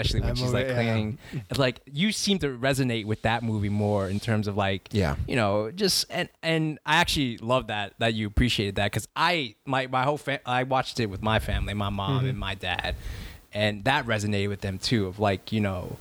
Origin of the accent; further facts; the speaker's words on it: Queens to Long Island, New York, United States; when I moved from Queens to Long Island